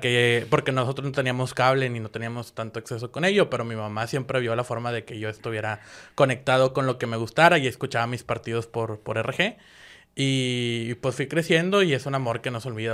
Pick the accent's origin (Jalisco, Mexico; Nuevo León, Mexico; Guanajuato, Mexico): Nuevo León, Mexico; Guadalupe; nací en Guadalupe, Nuevo León